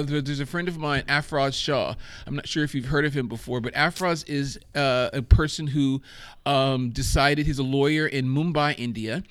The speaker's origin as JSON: {"language": "English", "country": "Germany", "tie": "born or raised there", "moved": "yes", "said": "I grew up in Germany"}